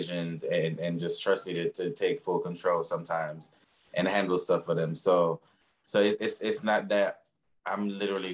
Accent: Jamaica; moved away; I'm originally from Jamaica.

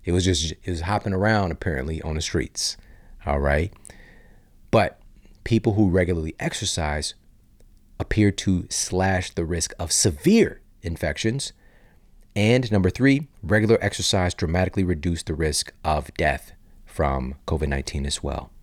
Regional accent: St. Louis, Missouri, United States; also born or lived in Los Angeles; I'm from Saint Louis, Missouri

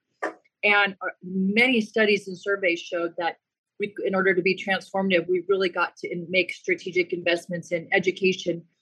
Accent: Colorado, United States; moved away as an adult; now in Permian Basin, Texas, United States; I was born and raised in Colorado in a farm and ranch family

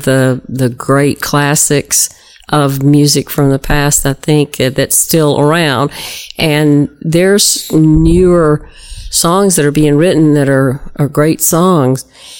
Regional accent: South Georgia, United States; There's things I say because I'm from South Georgia that don't sound like anybody else.

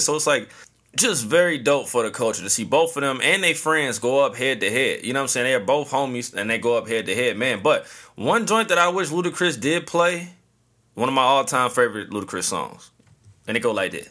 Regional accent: St. Louis, Missouri, United States; the hometown, Saint Louis three one four

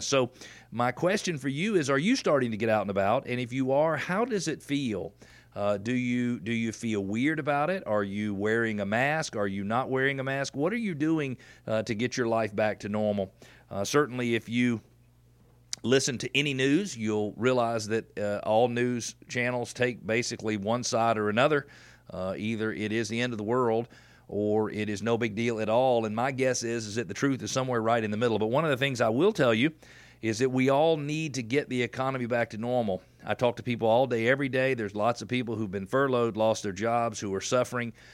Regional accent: Atlanta, Georgia, United States; I'm from Atlanta

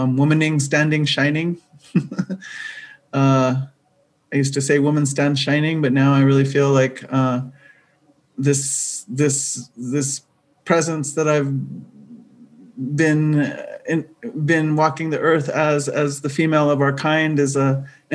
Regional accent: United States; now in Albuquerque, United States; I come from Diné Nation

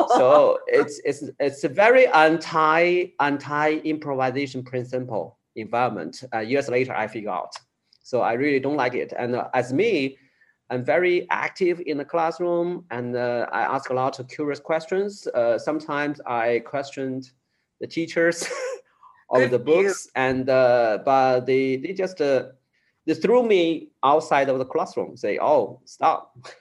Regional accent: Chengdu, Sichuan, China; I moved to the big city, my hometown, uh, Chengdu city

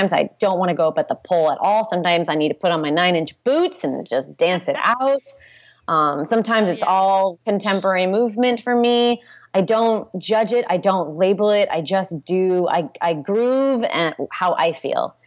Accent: Santa Rosa, California, United States; also born or lived in Portland, Oregon / San Jose, California; I grew up here. I grew up in Santa Rosa

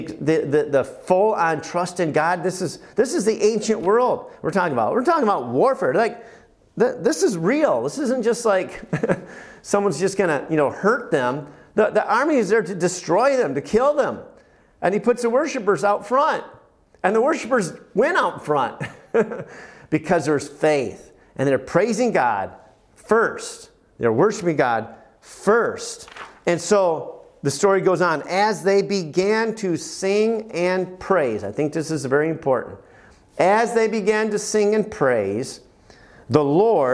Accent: United States; as an American

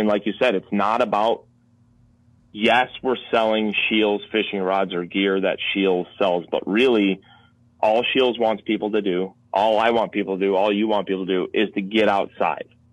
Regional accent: Minnesota, United States; I'm from Minnesota

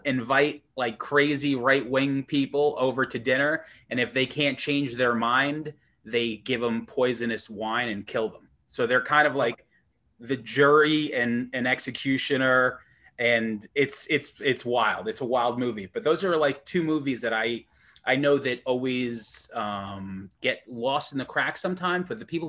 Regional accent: Long Island / Manhattan, New York, United States; living in on Long Island, close to the city, growing up in Manhattan.

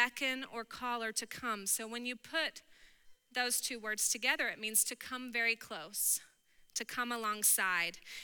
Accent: Texas, United States; I'm from Texas

